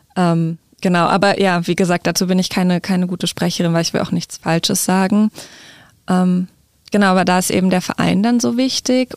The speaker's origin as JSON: {"language": "German", "town": "Hanover", "region": "Lower Saxony", "country": "Germany", "said": "Ich komme aus Hannover ursprünglich"}